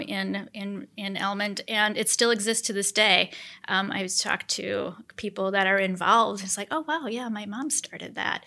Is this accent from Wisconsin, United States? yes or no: yes; Portage County, Wisconsin, United States; also born or lived in Chicago, Illinois / Oak Park, Illinois; I was born in Chicago, Illinois, and my parents moved us from Oak Park, um, which is a western suburb, to the southeast corner of Portage County when I was a kid. Um, so I grew up between Blaine and Heffron